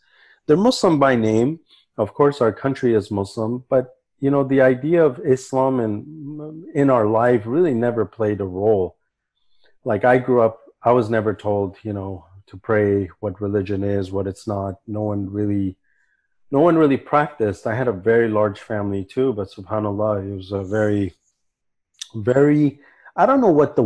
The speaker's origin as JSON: {"language": "English", "town": "Santa Barbara", "region": "California", "country": "United States", "tie": "born or raised there", "also_born_or_lived": "Kabul, Afghanistan / New Delhi, India", "moved": "as an adult", "lives_now": "Vancouver, Canada", "said": "I grew up in Santa Barbara and I grew up very liberal"}